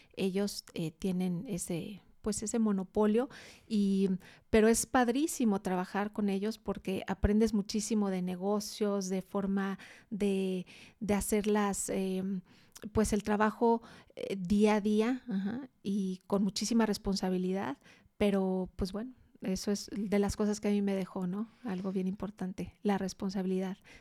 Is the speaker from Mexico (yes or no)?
yes; Guadalajara, Jalisco, Mexico; also born or lived in Mexico City; Toda la familia de aquí de Guadalajara, sí.